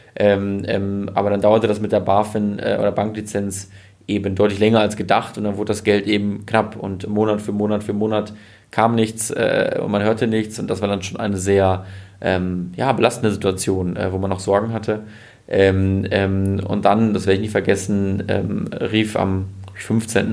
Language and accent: German; Münsterland, North Rhine-Westphalia, Germany; ich komme aus dem Münsterland